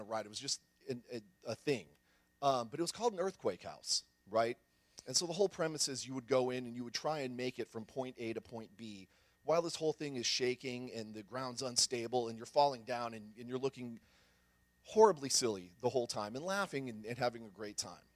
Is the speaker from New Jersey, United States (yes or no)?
no; San Antonio, Texas, United States; I grew up here in San Antonio, kind of out in the country.